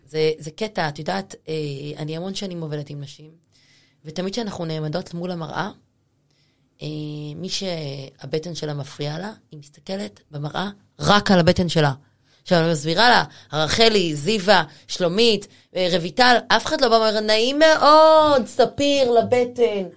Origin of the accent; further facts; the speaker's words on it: Rehovot, Central District, Israel; moved away as an adult; now in Tel Aviv, Israel; אני לא מתל אביב, אני מרחובות